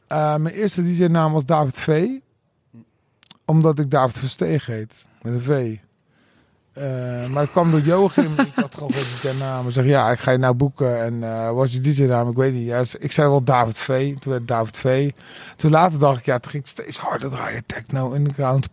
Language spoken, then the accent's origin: Dutch; Netherlands; ik ben dus hier in het Berger ziekenhuis geboren.